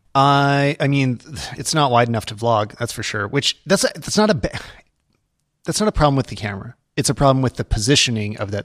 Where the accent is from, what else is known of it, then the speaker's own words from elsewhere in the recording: Canada; as a Canadian